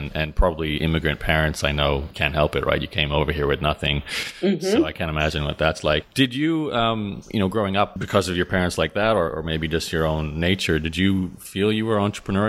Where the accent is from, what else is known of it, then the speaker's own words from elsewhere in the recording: Australia; now in Canada; It's funny because I grew up in Australia.